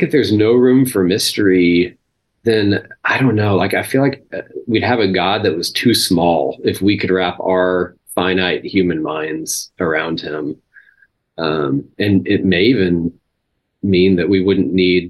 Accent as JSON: {"language": "English", "region": "Texas", "country": "United States", "tie": "born or raised there", "said": "I grew up in Texas, grew up in a religious culture"}